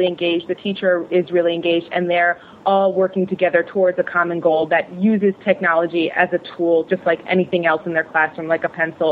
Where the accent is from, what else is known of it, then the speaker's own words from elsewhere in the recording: Connecticut, United States; moved away as an adult; also born or lived in Malaysia; I'm from Connecticut